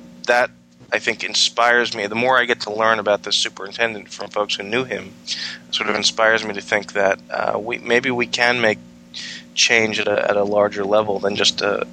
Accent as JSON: {"language": "English", "region": "New York", "country": "United States", "lives_now": "Virginia, United States", "said": "I came from New York, particularly Long Island on New York, where just on Long Island we had 125 separate school districts"}